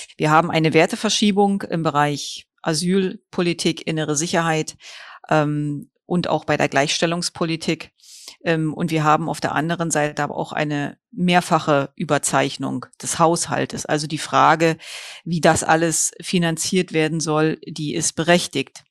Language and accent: German; Germany; hier bei uns in Deutschland